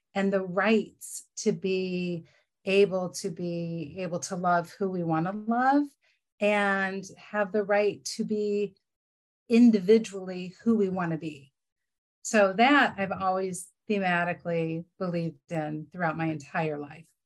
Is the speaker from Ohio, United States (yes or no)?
yes; Cleveland, Ohio, United States; also born or lived in Berea, Ohio; I grew up in Cleveland, Ohio